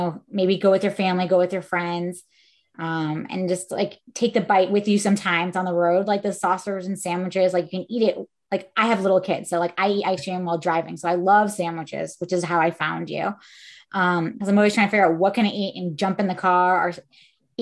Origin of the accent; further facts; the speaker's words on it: Bridgeport, Connecticut, United States; I'm actually from Bridgeport, Connecticut